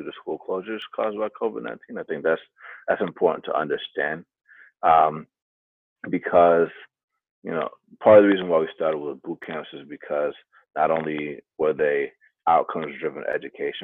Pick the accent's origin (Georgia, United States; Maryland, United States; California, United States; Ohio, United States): Georgia, United States; Atlanta; I grew up in Atlanta